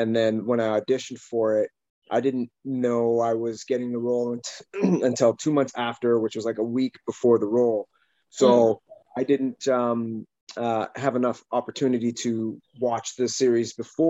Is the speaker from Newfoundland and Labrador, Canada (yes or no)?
no; Calgary, Alberta, Canada; now in Vancouver, Canada; I'm from originally Calgary, Alberta